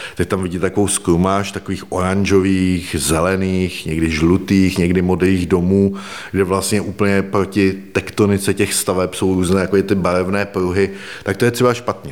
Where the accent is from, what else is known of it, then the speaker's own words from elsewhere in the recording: Liberec, Liberec Region, Czechia; jsem vlastně z Liberce